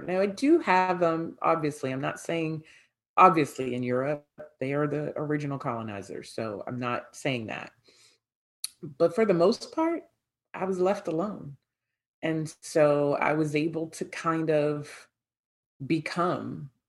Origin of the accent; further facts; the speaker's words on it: United States; accent: American; my American accent